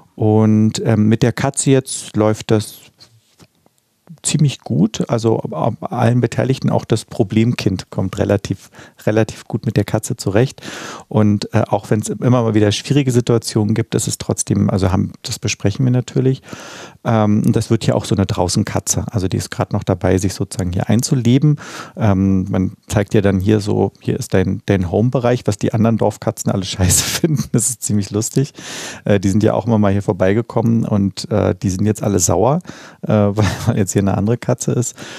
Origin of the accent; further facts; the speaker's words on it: Berlin, Germany; Sophienkirchhof, wo ich ja aufgewachsen bin in Mitte